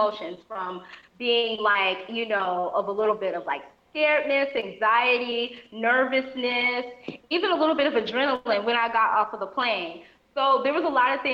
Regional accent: Antelope Valley, California, United States; moved away as an adult; now in Ghana; I'm from California, so and I'm from a place called the Antelope Valley in California. That's like the high desert, Southern California.

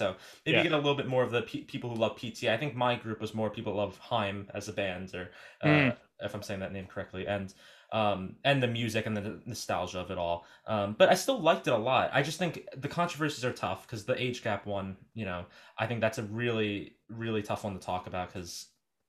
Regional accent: New York, United States; I was adopted into a family. I grew up in New York in the 70s

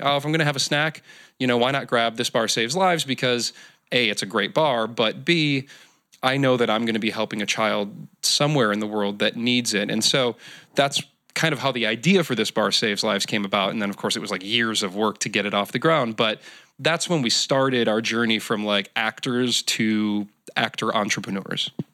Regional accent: Michigan, United States; now in Southern California, United States; I'm from Michigan

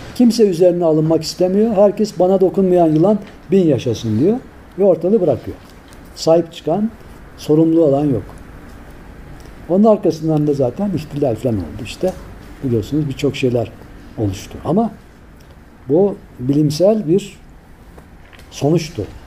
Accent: Tavşanlı, Kütahya, Turkey; moved away; biz çocukken Kütahya'nın tavşanlı kazası.

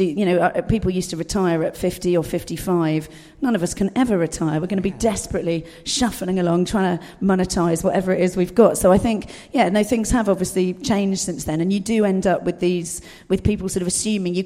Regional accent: Dorset, South West England, United Kingdom; I was brought up in Dorset, rural Dorset

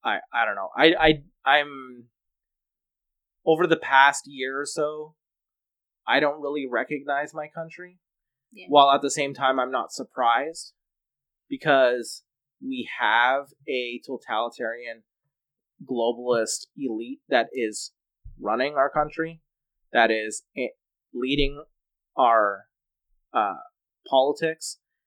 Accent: Canada; which constitutionally you have every right to do as a Canadian.

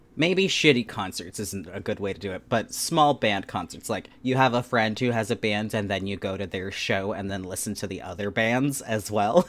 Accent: Anchorage, Alaska, United States; I grew up in Anchorage, Alaska.

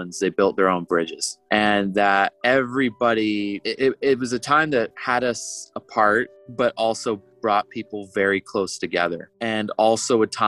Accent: Maine, United States; moved away as an adult; also born or lived in St. John's, Newfoundland; growing up in Maine

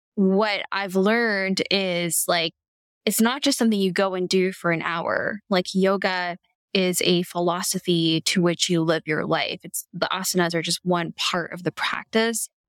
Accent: Canada; I'm Canadian

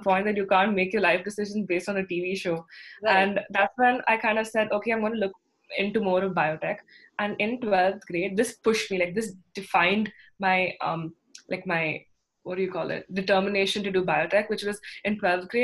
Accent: Bangalore, Karnataka, India; I'm from Bangalore

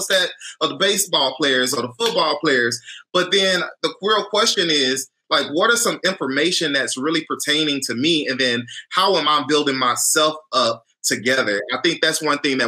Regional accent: Houston, Texas, United States; moved away; I'm from Houston, originally from Houston

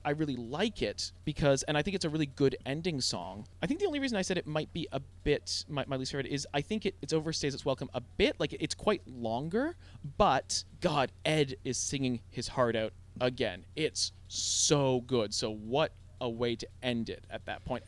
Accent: Toronto, Ontario, Canada; growing up in Toronto

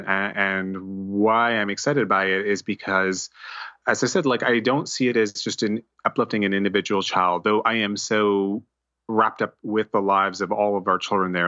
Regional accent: New Jersey, United States; also born or lived in New York City / Montclair / North Caldwell / Boonton Township; I was born in New York City, um, uh, Columbia University Hospital, and, um, you know, grew up in, um, New Jersey m, most of my life, uh, Montclair

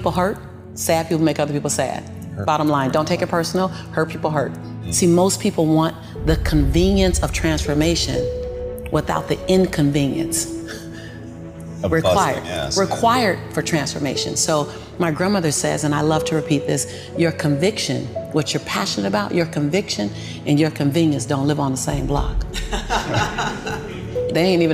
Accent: Los Angeles, California, United States; born and raised in South Central

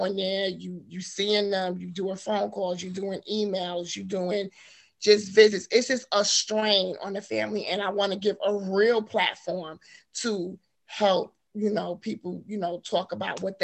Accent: New York City, New York, United States; I was born and raised in Harlem, New York. So that's where I'm from

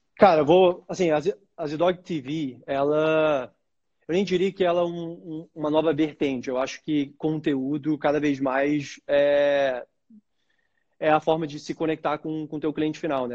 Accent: Brazil; a gente é brasileiro com orgulho

